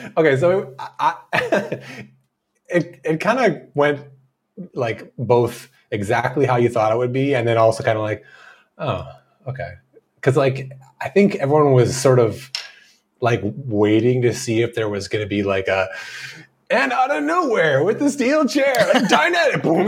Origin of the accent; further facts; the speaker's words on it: Canada; We're Canadian.